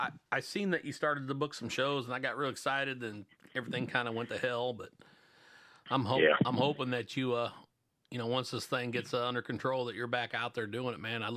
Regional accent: Illinois, United States; now in Missouri, United States; I'm from Illinois. I hate to admit it. That place sucks, but that's where I'm from. I'm in Missouri now.

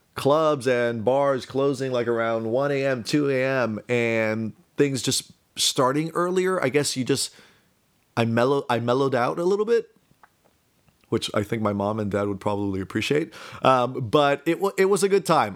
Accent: Miami, Florida, United States; I am a Cuban American, born and raised in Miami

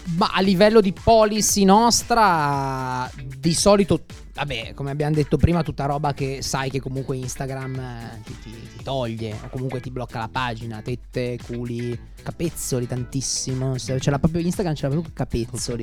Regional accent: Milan, Lombardy, Italy; sono di Milano, abito qua

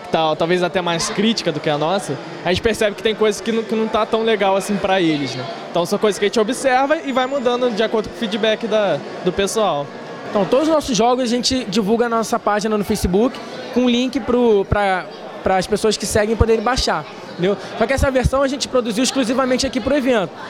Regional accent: Tinguá, Rio de Janeiro, Brazil; sou da Tinguá também.

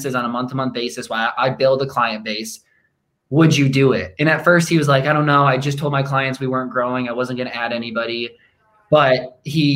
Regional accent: Rockford, Illinois, United States; I grew up in Rockford, Illinois

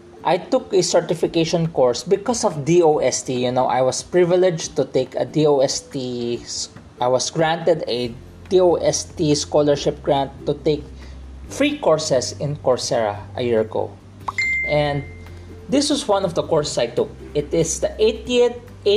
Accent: Philippines; I'm still a Filipino, even though I speak in English

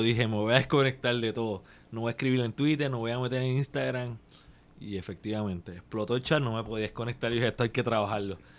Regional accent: Puerto Rico; somos puertorriqueños

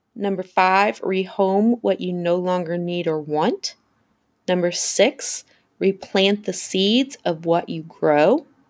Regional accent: the South, United States; I'm from the South

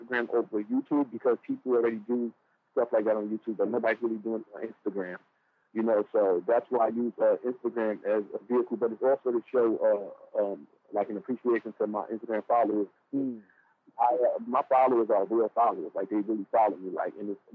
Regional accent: New York City, New York, United States; moved away; I'm a New Yorker. And I'm from Brooklyn.

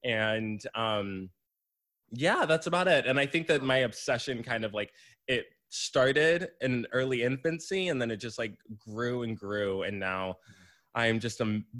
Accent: Florida, United States; moved away; especially because I'm from Florida.

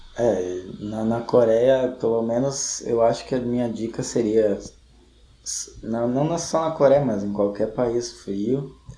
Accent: Gaúcho, Rio Grande do Sul, Brazil; a gente é gaúcho, talvez não seja um parâmetro muito bom, mas a gente tem invernos é, rigorosos

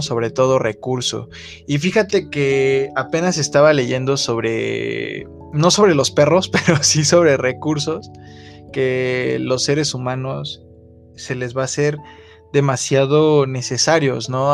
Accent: Mexico; Como mexicanos

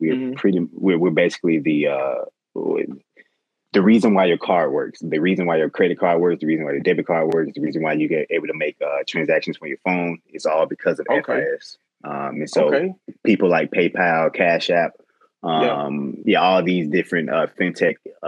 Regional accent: Atlanta, Georgia, United States; I'm from Bankhead, Bankhead, Westside. Born and raised in Atlanta on the west side

